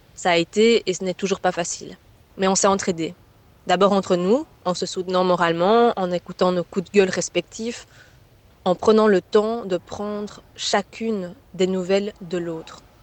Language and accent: French; Belgium; chez moi en Belgique, sur le trottoir de mes parents